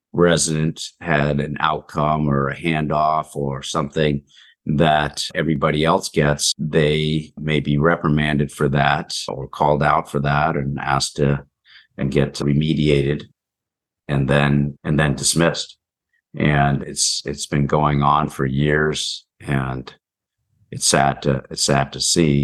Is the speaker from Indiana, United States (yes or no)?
no; Palo Alto, California, United States; also born or lived in New Jersey; I was born in Palo Alto and came back to Palo Alto for junior high and high school, but lived in New Jersey